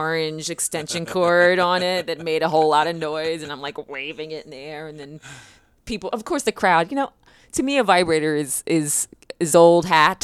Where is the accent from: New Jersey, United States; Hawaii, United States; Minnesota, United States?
New Jersey, United States; Camden; also born or lived in Philadelphia, Pennsylvania; now in Los Angeles, United States; I grew up in New Jersey